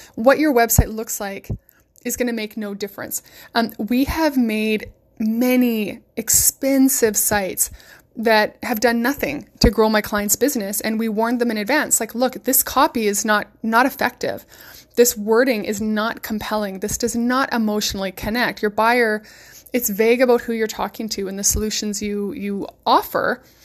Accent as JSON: {"language": "English", "region": "West Coast", "country": "United States", "said": "I'm from the West Coast"}